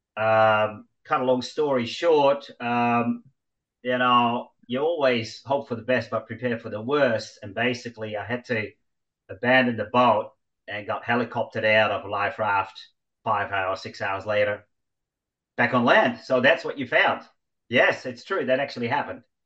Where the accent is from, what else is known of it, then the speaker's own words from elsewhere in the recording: Netherlands; moved away; growing up in Holland, you cycle everywhere